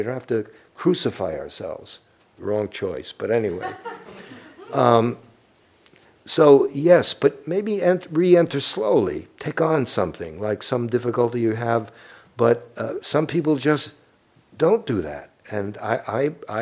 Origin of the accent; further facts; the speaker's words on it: New York City, New York, United States; moved away; I'm from Brooklyn, and we're warped